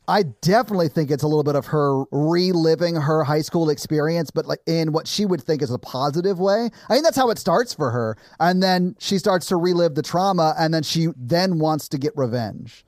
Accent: the South, United States; I grew up in the South

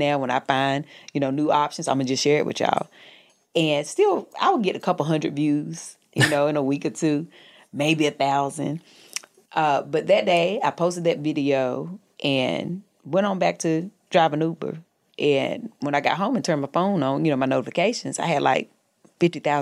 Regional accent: North Carolina, United States; moved away as an adult; also born or lived in the South; now in Los Angeles, United States; I'm from North Carolina.

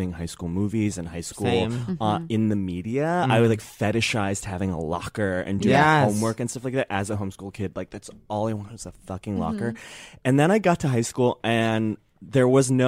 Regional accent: Chicago suburbs, Illinois, United States; I grew up in the Chicago suburbs, right. The Southwest suburbs

